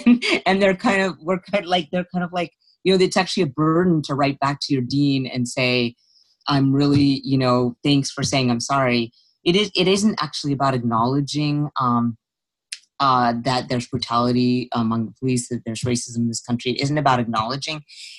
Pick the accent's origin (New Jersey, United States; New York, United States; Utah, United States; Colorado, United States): Utah, United States; I grew up in Utah, and I was an Indian person growing up in Utah, and I was the only very few children of color in my school